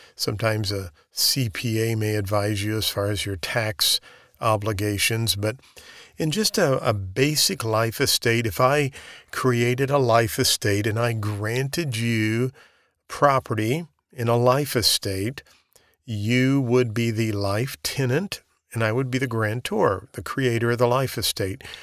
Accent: the Ozarks, United States; I'm from the Ozarks.

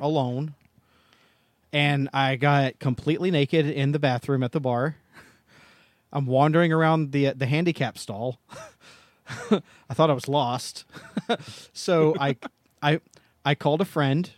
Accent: Tennessee, United States; I'm from Tennessee.

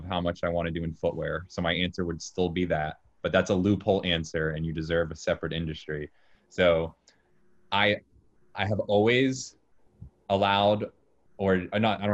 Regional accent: Jacksonville, Florida, United States; moved away as an adult; also born or lived in Orlando, Florida; now in New York City, United States; I'm from Jacksonville, Florida

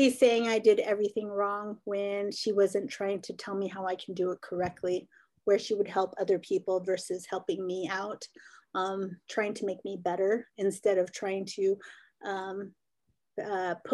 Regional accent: Arizona, United States; I'm originally from the Navajo reservation, or my family is from the Navajo reservation. So I was born on the Navajo reservation. Um, like I said, I lived there for a little while, moved up.

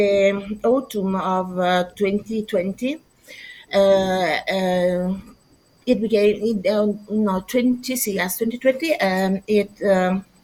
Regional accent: near Milan, Lombardy, Italy; I am from Italy. I'm Italian, born next to Milan, and I live next to Milan.

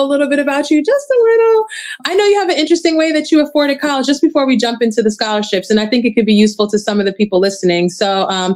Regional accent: New York, United States; now in Washington, D.C. area, United States; I'm actually not a DMV native. I'm from New York

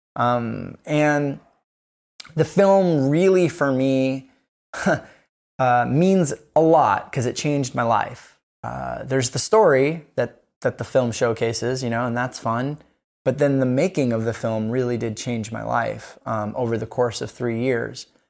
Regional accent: Kona, Hawaii, United States; I'm from Kona, Hawaii.

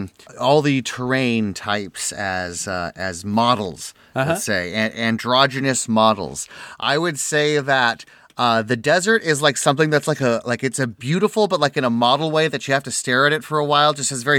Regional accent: New Zealand; accent: New Zealand; How does this suit him to lie about my perfect New Zealand accent?

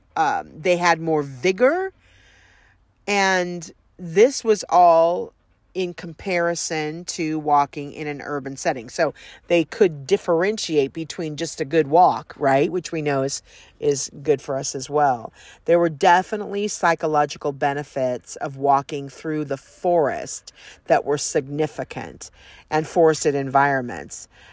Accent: Southern California, United States; I grew up in Southern California

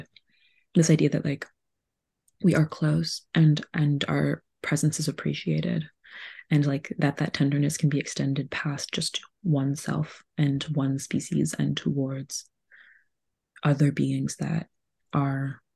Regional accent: Laval, Quebec, Canada; also born or lived in Gaspé; now in Montreal, Canada; I have a home that I grew up in Laval, which is just across the water.

